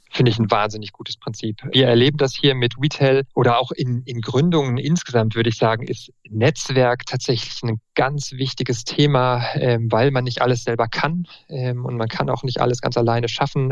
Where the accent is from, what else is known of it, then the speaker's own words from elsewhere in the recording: Marburg, Hesse, Germany; moved away as an adult; also born or lived in Münster / Würzburg; now in Freiburg, Germany; Ich bin in Marburg groß geworden, war in Münster dann zum Studium, in Würzburg und bin jetzt in Freiburg